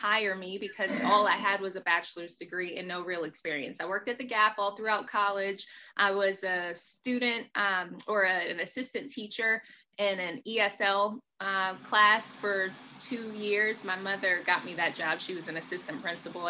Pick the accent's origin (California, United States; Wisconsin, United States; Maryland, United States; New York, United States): Maryland, United States; also born or lived in Pensacola, Florida; I'm originally from Pensacola. So that's like right there by Alabama. So I had a very heavy accent when I originally moved to Maryland with my mother when I was 7 years old